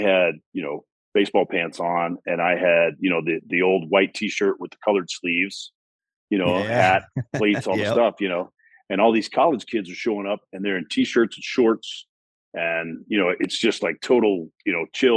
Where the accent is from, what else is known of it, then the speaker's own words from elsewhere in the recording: Midland, Texas, United States; I was born in Midland, Texas. So way out, you know, West Texas, oil country, football country. You know, I grew up playing football